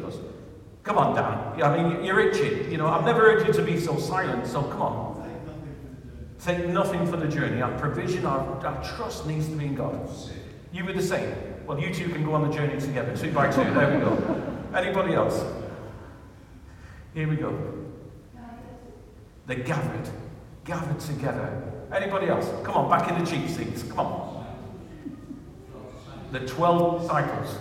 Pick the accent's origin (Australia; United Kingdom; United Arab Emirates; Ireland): Ireland; west of Ireland; I'm an Irishman from the west of Ireland